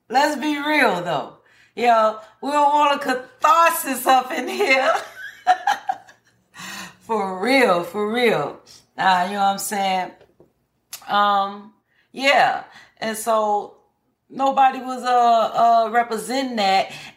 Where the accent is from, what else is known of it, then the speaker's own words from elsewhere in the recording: Chicago, Illinois, United States; I'm born and raised in Chicago